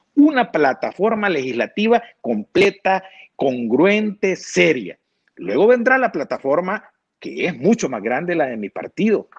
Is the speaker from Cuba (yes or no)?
no; El Salvador; also born or lived in San Miguel, El Salvador; somos salvadoreños